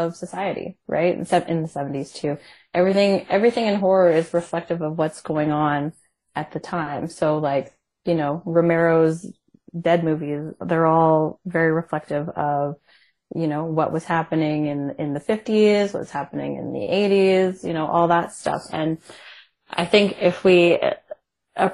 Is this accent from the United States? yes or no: no; Canada; I'm Canadian